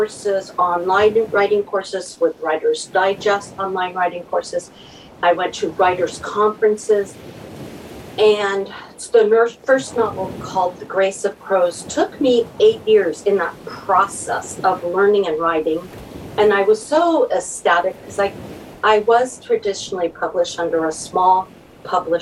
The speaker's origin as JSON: {"language": "English", "region": "Southern California", "country": "United States", "tie": "born or raised there", "said": "I grew up in Southern California, and now I'm on the Central Coast of California."}